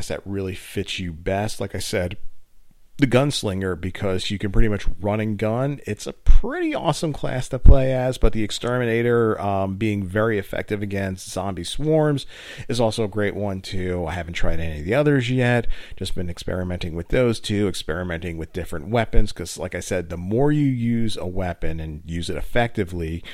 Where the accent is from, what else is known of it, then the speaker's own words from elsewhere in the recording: United States; I'm from the New York, New Jersey area